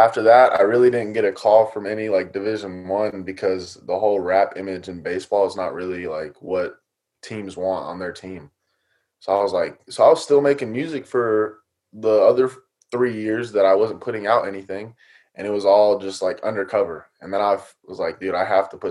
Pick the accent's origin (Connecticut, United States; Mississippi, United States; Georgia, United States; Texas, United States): Georgia, United States; Atlanta; we grew up in Atlanta